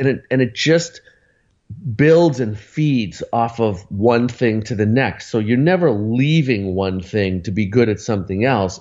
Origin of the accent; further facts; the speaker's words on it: Arlington, Massachusetts, United States; Lexington Music Center, which was next to Arlington, where I grew up in Boston